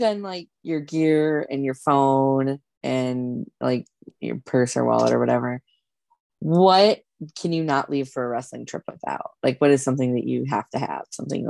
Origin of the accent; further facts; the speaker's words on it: South Dakota, United States; now in Omaha, United States; I live in Omaha and I grew up in South Dakota and I've had Casey's pizza my whole life.